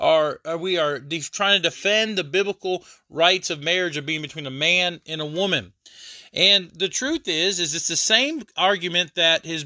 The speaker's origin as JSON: {"language": "English", "country": "United States", "said": "I'm an American"}